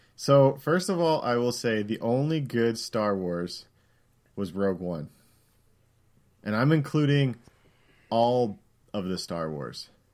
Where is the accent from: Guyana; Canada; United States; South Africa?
Canada; I'm Canadian